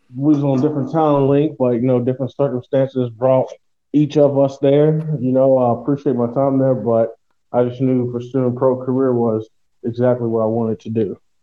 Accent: Louisville, Kentucky, United States; moved away as an adult; now in Poland; I'm from Louisville, Kentucky, and I'm from the United States.

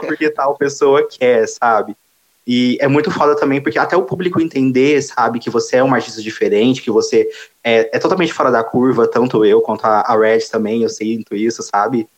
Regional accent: Franca, São Paulo, Brazil; eu sou de Franca interiorzão mesmo também

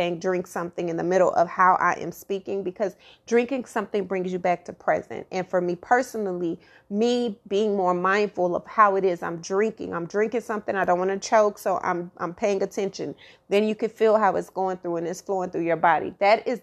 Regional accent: Dallas, Texas, United States; my hometown, my home city, Oak Cliff, Glendale

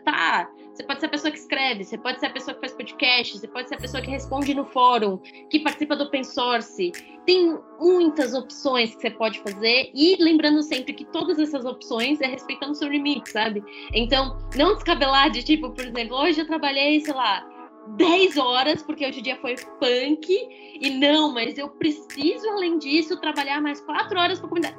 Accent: São Paulo, Brazil; eu sou de São Paulo

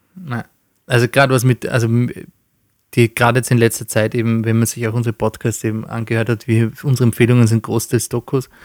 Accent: Austria; bei uns in Österreich

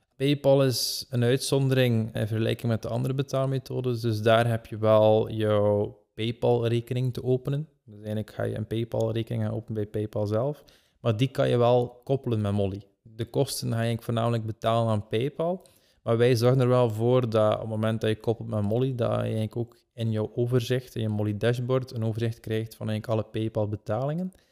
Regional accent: Belgium; wij als Belgen

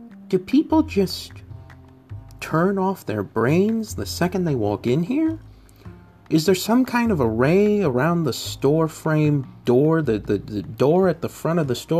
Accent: St. Louis, Missouri, United States; I worked as a deli clerk for a well-known grocery store chain in my hometown of St. Louis, Missouri.

